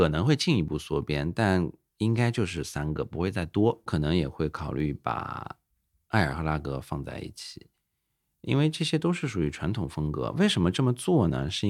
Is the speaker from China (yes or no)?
yes; China; 我们中国人对于食材的多样性是非常，对吧？在全世界都是排得上号的。